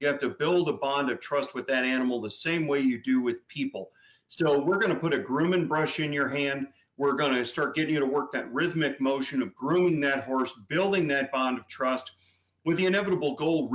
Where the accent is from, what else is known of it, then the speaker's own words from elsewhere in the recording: St. Louis, Missouri, United States; now in Florida, United States; I'm originally from St. Louis